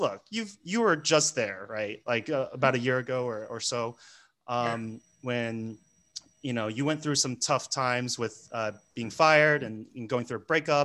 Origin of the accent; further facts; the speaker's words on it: United States; moved away; I'm American, right? I'm a gringo